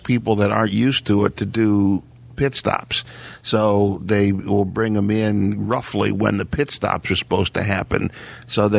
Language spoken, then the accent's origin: English; Ohio, United States; born or raised there; moved away